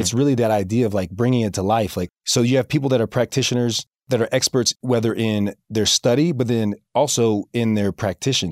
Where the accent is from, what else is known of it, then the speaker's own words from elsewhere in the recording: Tallahassee, Florida, United States; now in Springville, United States; I'm from the South